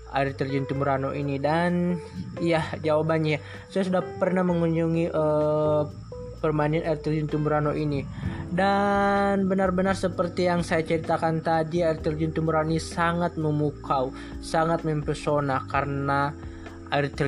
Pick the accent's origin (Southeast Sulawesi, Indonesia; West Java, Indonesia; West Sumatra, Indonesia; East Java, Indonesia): Southeast Sulawesi, Indonesia; Wawonii Island; saya merupakan seorang anak yang lahir dan tumbuh besar di Pulau Wauni, Sulawesi Tenggara kurang lebih 19 tahun.